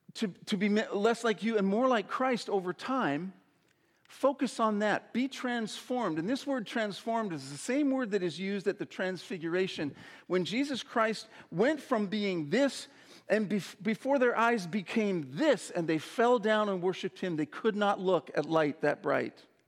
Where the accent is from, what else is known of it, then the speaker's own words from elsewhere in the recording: Saskatoon, Saskatchewan, Canada; When I was a boy growing up in Saskatoon, Saskatchewan